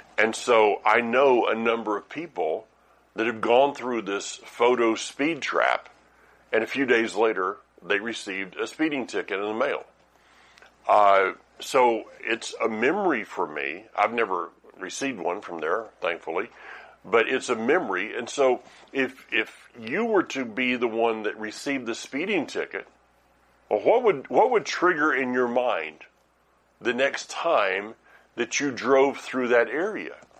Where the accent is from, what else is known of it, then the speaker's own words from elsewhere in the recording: the South, United States; I am from the South